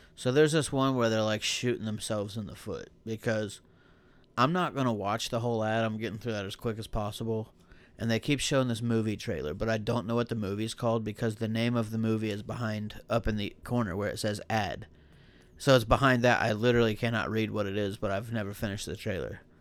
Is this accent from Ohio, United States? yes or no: yes; Buckeye Lake, Ohio, United States; accent: hick; I'm from Buckeye Lake